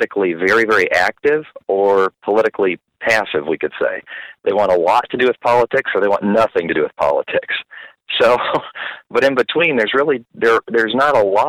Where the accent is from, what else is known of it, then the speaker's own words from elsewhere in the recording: Peoria, Illinois, United States; now in Springfield, United States; I grew up in Peoria, so I'm familiar with Illinois